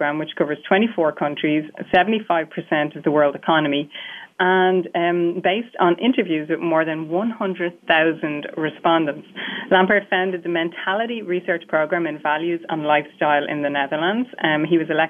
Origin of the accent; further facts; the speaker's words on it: Ireland; as an Irish person